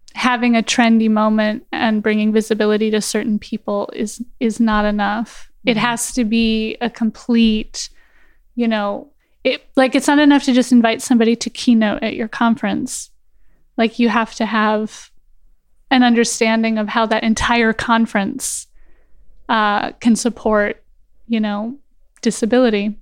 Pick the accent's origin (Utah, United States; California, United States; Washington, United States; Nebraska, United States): California, United States; Los Angeles; moved away as an adult; now in Germany; I'm born and raised in Los Angeles and lived there my entire life.